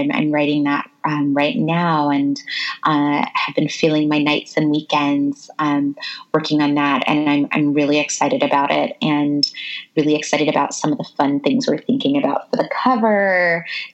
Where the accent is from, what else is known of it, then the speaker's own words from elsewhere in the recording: South Carolina, United States; I was born in South Carolina